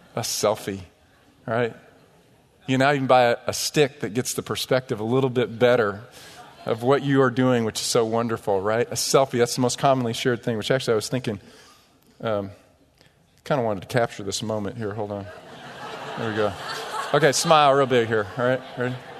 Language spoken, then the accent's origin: English; United States; our country